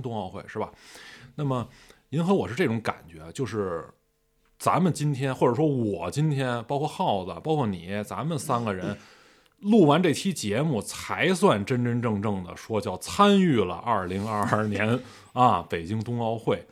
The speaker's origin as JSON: {"language": "Chinese", "country": "China", "said": "我作为中国人"}